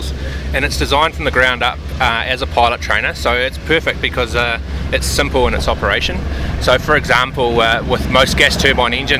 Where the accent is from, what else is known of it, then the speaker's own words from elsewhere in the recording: Wanaka, Otago, New Zealand; moved away; I'm from Wanaka originally